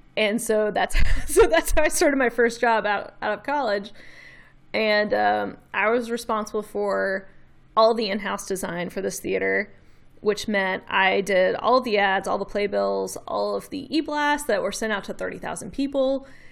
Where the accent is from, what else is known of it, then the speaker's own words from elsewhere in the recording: Memphis, Tennessee, United States; accent: Southern; I've lived here my whole life